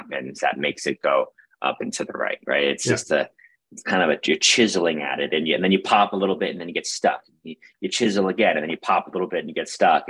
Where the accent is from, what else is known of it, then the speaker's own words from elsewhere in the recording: New York City, New York, United States; I grew up in Brooklyn, New York, had a wonderful upbringing in New York City in the 90s